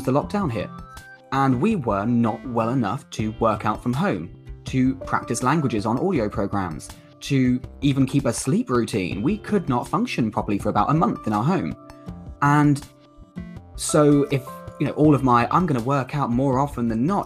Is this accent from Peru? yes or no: no; United Kingdom; accent: southern; Me with my southern accent